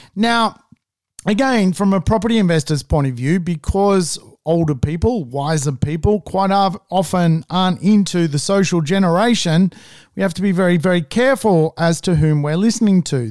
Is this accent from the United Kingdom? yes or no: no; Australia; as an Australian